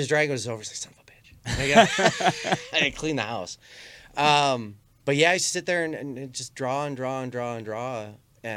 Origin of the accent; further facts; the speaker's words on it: Armada, Michigan, United States; best friends when I was growing up in Armada